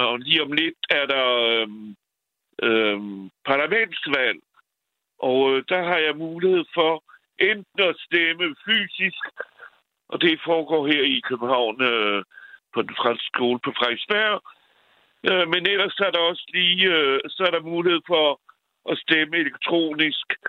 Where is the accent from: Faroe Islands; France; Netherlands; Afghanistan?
France; also born or lived in Valby, Copenhagen, Denmark; now in Copenhagen, Denmark; jeg er franskmand